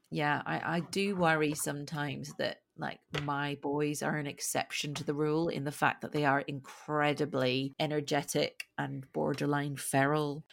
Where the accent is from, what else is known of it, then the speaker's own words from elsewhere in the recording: Scotland, United Kingdom; moved away; I'm Scottish, but it's not like I have a really strong accent.